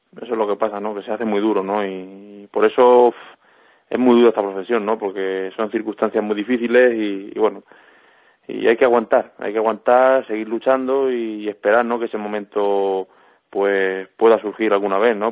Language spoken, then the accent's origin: Spanish; Albacete, Castilla-La Mancha, Spain; tener la feria en mi tierra